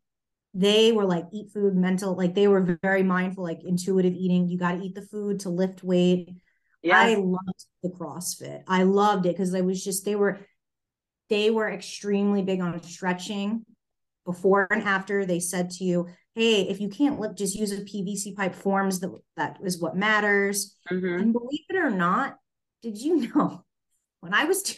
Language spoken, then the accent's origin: English; New York, United States; moved away; I'm originally from New York.